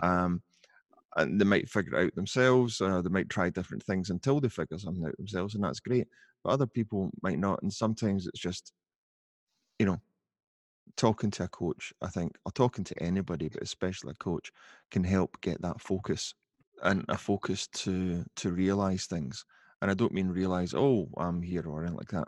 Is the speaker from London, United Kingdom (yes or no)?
no; Glasgow, Scotland, United Kingdom; I'm from Glasgow um, not living in Glasgow now, but still living in Scotland.